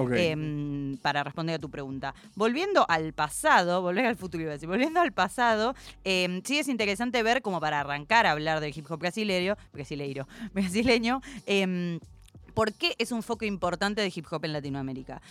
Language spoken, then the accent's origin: Spanish; Argentina; soy argentinísima